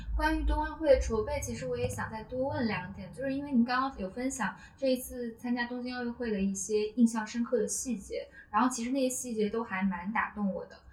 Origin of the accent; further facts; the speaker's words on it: Hunan, China; moved away; 我当时是在读，读初中，然后我家乡在湖南